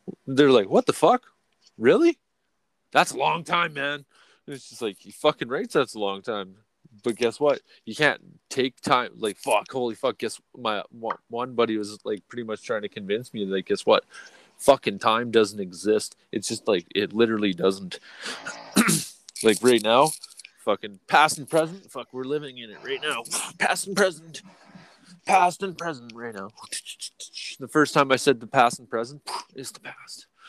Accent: Canada; We're fucking from Canada, eh?

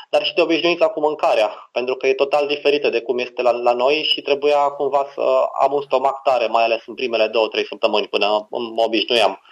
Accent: Romania; ca și român, mă privesc ca pe un alb

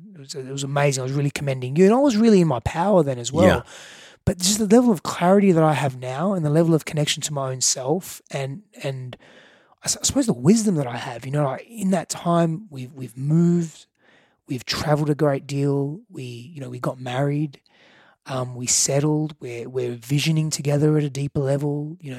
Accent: Australia; moved away as an adult; now in United States; I moved from Australia, a bigger fish in a small pond, to move into the US being a very small fish in a very bigger, far bigger

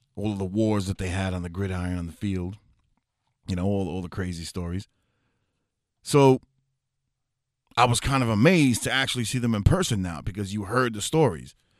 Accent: New York City, New York, United States; moved away; I'm from the Bronx originally, New York City, Fordham Road area

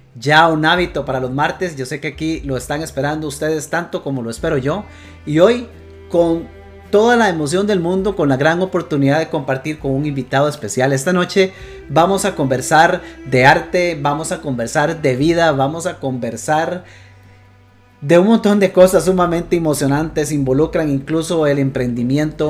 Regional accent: Costa Rica; quienes somos de Costa Rica

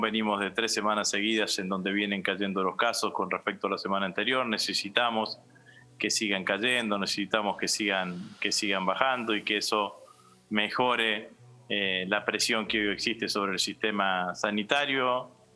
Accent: Argentina; como argentino

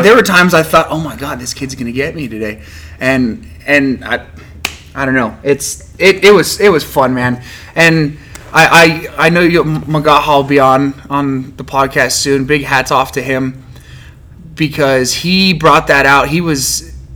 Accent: Farmington, New Mexico, United States; also born or lived in Laramie, Wyoming; I moved to Farmington right before my fifth birthday. I was born born in Laramie, Wyoming, but moved here.

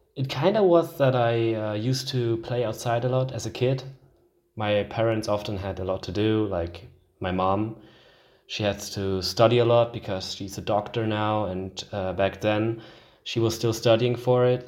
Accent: Switzerland; in my home country, Switzerland.

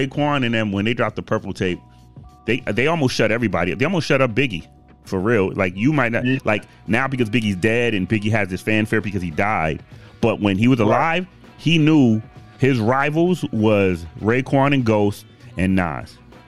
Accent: Boston, Massachusetts, United States; And you gotta think, I came from Boston. So, I mean, shit. We didn't listen to that shit at all.

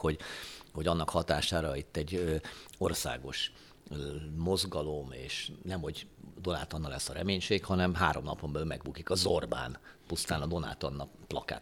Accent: Hungary; mi magyarok

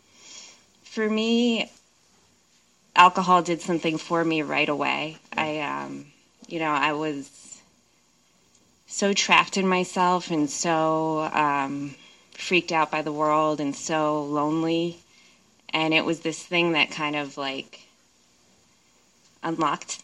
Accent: New Jersey, United States; now in Seattle, United States; I grew up in New Jersey

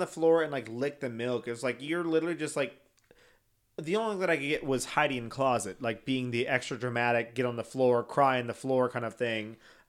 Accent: Chicago, Illinois, United States; Bitch, I'm from Chicago.

